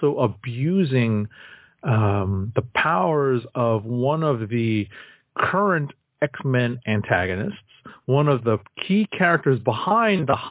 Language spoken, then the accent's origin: English; New York, United States; As a New Yorker